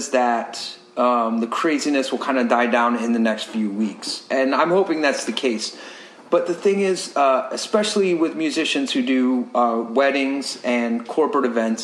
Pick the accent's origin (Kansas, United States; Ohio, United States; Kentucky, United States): Ohio, United States; now in Tampa Bay, United States; I'm originally from Ohio